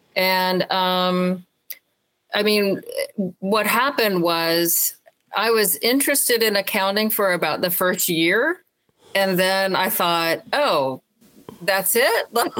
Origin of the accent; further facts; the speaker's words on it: Alabama, United States; I grew up mostly in Alabama, so there were not a lot of women pastors that I knew.